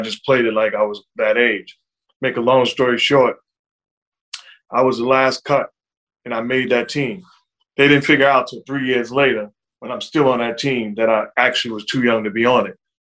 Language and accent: English; New York City, New York, United States; also born or lived in Brooklyn; as a kid growing up in New York City